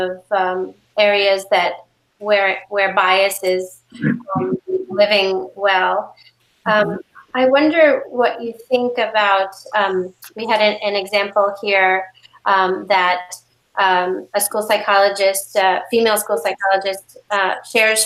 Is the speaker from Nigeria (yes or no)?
no; New York, United States